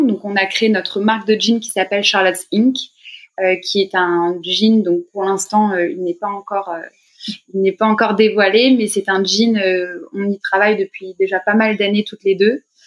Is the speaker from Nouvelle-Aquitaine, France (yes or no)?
no; Paris, Île-de-France, France; moi je suis originaire de Paris, j'ai grandi j'ai grandi ici